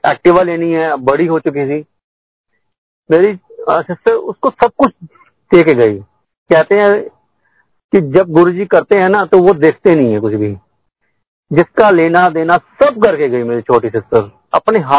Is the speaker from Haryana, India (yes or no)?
yes; Karnal, Haryana, India; मैं तेरह साल की उम्र में शायद मैं करनाल का रहने वाला हूं मैं भी मेरी पैदाश करनाल की है